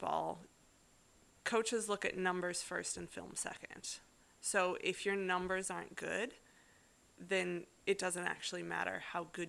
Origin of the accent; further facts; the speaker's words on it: North Dakota, United States; now in Perth, Australia; I grew up in North Dakota.